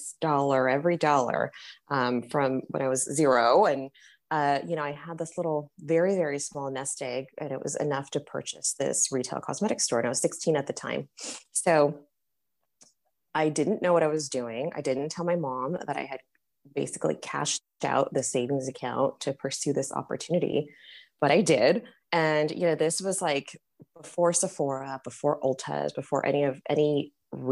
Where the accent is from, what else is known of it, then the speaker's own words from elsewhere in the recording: Paris, Île-de-France, France; now in United States; I was born in Paris